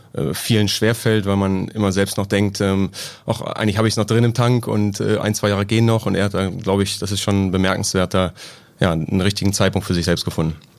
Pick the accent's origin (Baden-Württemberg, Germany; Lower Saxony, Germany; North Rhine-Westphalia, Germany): Lower Saxony, Germany; near Göttingen, southern; also born or lived in Hesse; also ich bin in Hessen geboren, komme aber aus Südniedersachsen, ähm, aus, der Nähe von Göttingen